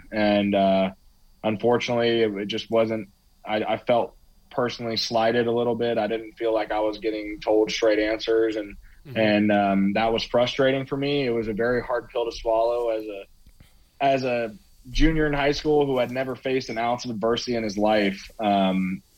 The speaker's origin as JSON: {"language": "English", "town": "Indianapolis", "region": "Indiana", "country": "United States", "tie": "born or raised there", "said": "I was born in Indianapolis, Catholic kid, went to St. X."}